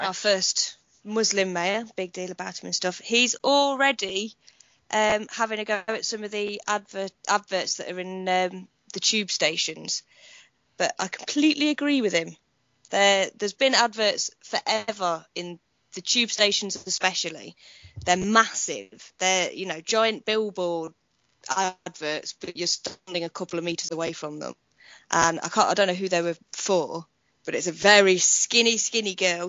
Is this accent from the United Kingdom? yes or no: yes; United Kingdom; being British